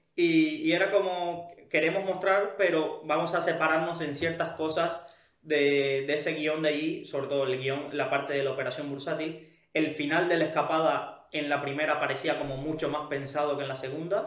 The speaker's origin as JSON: {"language": "Spanish", "country": "Cuba", "moved": "yes", "said": "Yo que provengo de Cuba"}